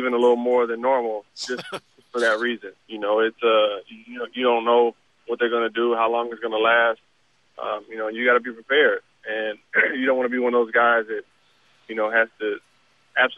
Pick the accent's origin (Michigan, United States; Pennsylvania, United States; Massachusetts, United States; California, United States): California, United States; Southern; growing up in Southern California